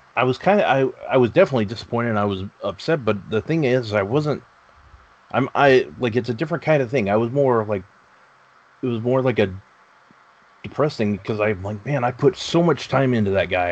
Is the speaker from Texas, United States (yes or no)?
yes; Texas, United States; I grew up in Texas.